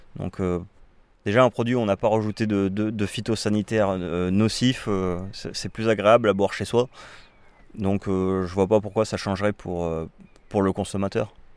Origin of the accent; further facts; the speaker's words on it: Bordeaux, Nouvelle-Aquitaine, France; je suis un Bordelais, moi. Mais, euh, ma, mais je suis un Bordelais qui a, qui a voyagé, donc, euh, je suis pas un pur souche maintenant